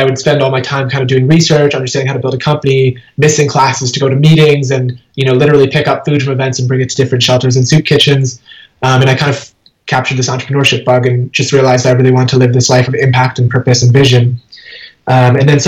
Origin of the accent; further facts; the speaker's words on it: Schenectady, New York, United States; I was born in Schenectady, New York. My parents had just immigrated from India, and so I grew up in upstate New York.